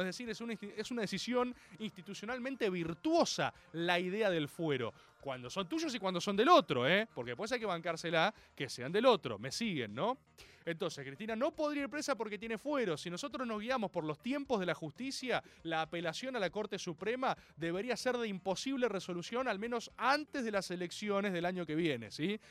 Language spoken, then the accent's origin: Spanish; Argentina; como argentino y como abogado